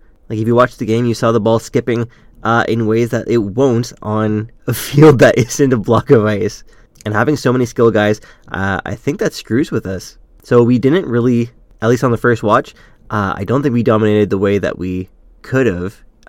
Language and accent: English; Ottawa, Ontario, Canada; I'm from Ottawa, born and raised here, spent most of my life here.